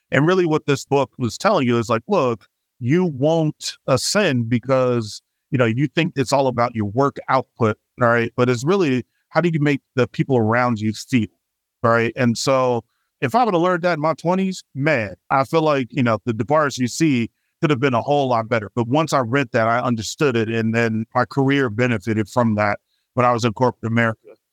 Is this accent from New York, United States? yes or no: no; Chicago, Illinois, United States; now in Bay Area, United States; I'm originally from Southside Chicago